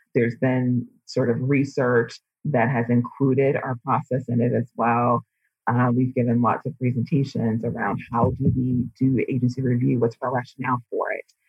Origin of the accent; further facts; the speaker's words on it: Midwest, United States; also born or lived in Hawaii / Alaska / Washington State; now in Tempe, United States; I'm originally from the Midwest